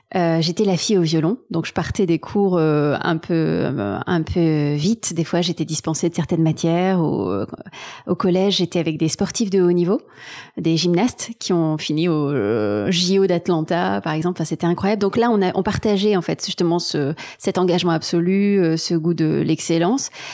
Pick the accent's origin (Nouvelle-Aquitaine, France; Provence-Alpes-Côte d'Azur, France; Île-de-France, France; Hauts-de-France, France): Provence-Alpes-Côte d'Azur, France; Marseille; born or raised there; moved away as an adult; also born or lived in Taiwan / Berlin, Germany; now in Paris, France